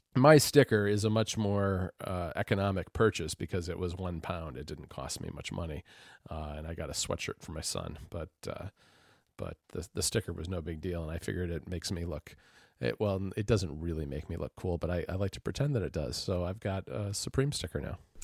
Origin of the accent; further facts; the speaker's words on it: United States; as an American